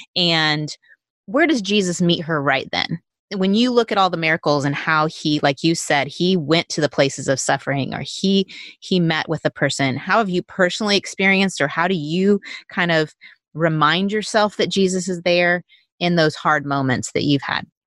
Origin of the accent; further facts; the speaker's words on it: Texas, United States; not us Texans